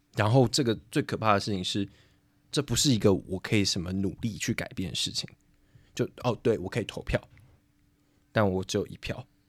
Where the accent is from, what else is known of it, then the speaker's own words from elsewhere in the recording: Taiwan; moved away as an adult; now in Prague, Czechia; 我作为一个台湾人